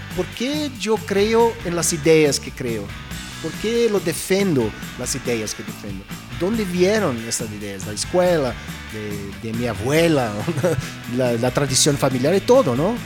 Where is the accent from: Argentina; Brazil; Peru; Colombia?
Brazil; yo crecí en Brasil en los 70, Yo fui a escuela en los 70